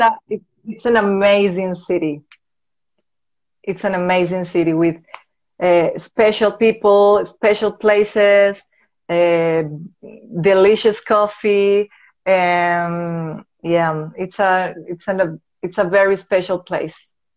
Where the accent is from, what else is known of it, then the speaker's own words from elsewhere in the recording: Venezuela; English is a second language; moved away as an adult; now in Medellin, Colombia; I was born here in Medellin, Colombia. But when I was a baby, my parents decided to move to Venezuela. So I grew up there.